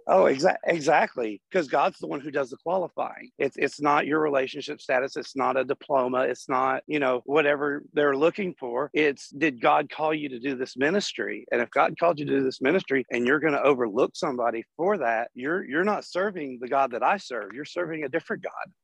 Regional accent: Chattanooga, Tennessee, United States; I'm from Chattanooga, Tennessee

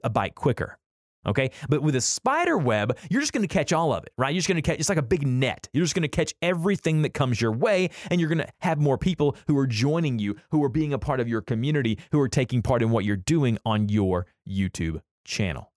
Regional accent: the South, United States; we're from the South

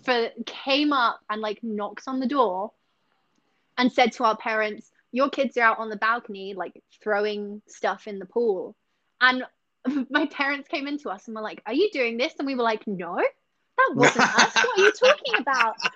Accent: Essex, East of England, United Kingdom; now in Singapore; I'm from Essex

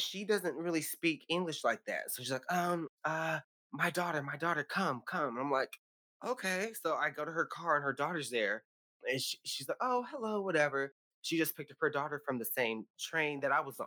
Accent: California, United States; from California.

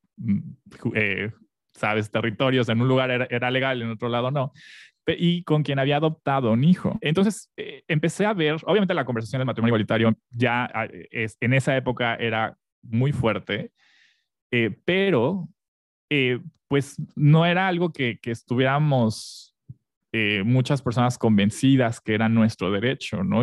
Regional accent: Mexico City, Mexico; moved away as an adult; also born or lived in Texcoco, State of Mexico; now in Mérida, Mexico; crecí en Ciudad de México, soy de allá, bueno, nací en Texcoco, pero eh, crecí casi toda mi infancia en, Ciudad de México

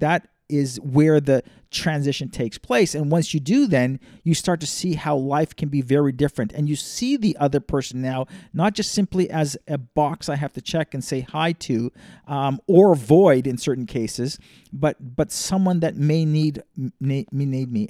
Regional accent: Toronto, Ontario, Canada; moved away; grew up in a big city, though, so growing up in Toronto is a very much a urban, uh, cosmopolitan, global type city

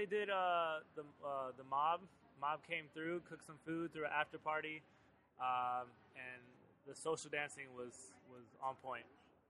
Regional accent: Tampa, Florida, United States; I'm from Tampa.

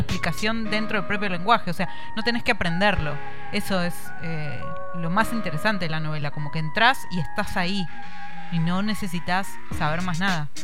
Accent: Neuquén, Argentina; Yo crecí en Neuquén y al jardín que iba estaba en la esquina de mi casa

